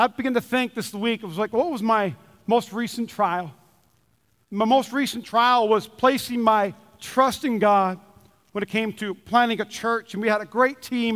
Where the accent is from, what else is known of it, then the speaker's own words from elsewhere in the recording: North Dakota, United States; I grew up in North Dakota